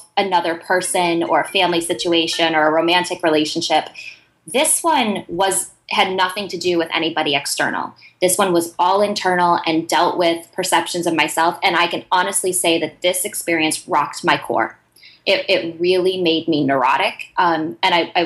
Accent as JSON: {"language": "English", "region": "Ohio", "country": "United States", "said": "I'm from Ohio."}